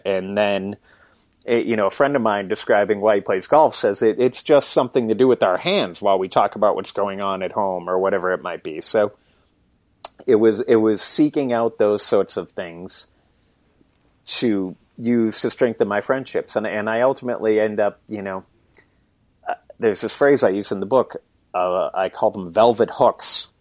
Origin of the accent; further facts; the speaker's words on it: Boston, Massachusetts, United States; I grew up in Boston, actually, it, but I live about an hour north of the city now